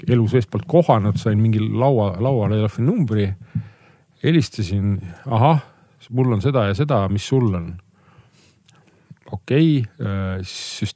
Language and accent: Estonian; Paikuse, Pärnu County, Estonia; minu kodukohta Paikusele